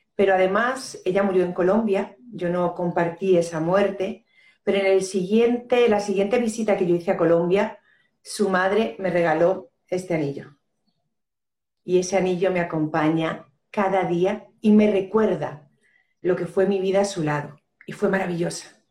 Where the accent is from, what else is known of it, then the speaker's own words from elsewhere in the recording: Spain; also born or lived in Los Urrutias, Region of Murcia; soy española de nacimiento y colombiana de corazón